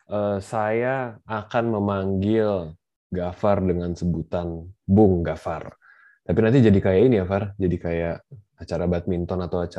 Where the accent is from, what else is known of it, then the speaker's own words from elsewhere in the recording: Jakarta, Indonesia; Gue tuh sebenarnya orang Jakarta tapi gue nggak terlalu paham tentang seluk beluk nama nama jalan gitu ya.